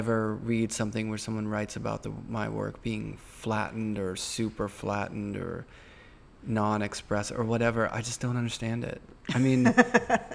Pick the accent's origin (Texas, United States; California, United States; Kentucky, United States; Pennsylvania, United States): Pennsylvania, United States; Pittsburgh; grew up in Pittsburgh